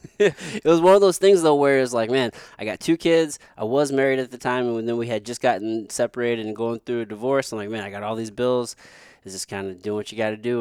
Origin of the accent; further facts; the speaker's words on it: Potosi, Missouri, United States; moved away; I grew up in a place called, it's called Potosi, Missouri.